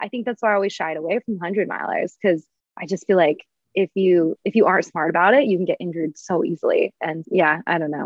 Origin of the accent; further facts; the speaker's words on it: Portland, Oregon, United States; also born or lived in Boulder / Flagstaff; now in Spokane, United States; I grew up in Portland